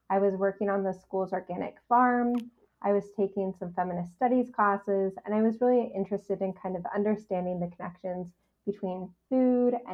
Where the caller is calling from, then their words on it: Montreal, Quebec, Canada; So I'm joining you from Tiohtià:ke, Montreal, on unceded Kanien'kehá:ka territory.